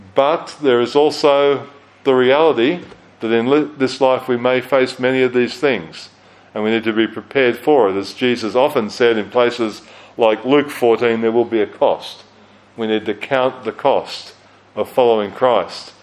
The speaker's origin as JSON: {"language": "English", "country": "Australia", "tie": "born or raised there", "also_born_or_lived": "United Kingdom", "moved": "as an adult", "lives_now": "New Zealand", "said": "growing up in Australia, living for a while in the UK to do theological study, coming here after ministry in Australia to New Zealand."}